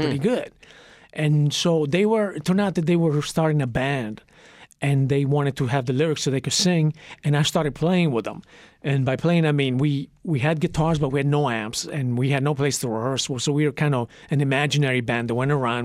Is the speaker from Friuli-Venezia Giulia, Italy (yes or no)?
yes; Trieste, Friuli-Venezia Giulia, Italy; moved away; also born or lived in Santa Monica, California; when I was ten months old, my parents split, and, uh, I was sent to live with my paternal grandparents in Italy, in Trieste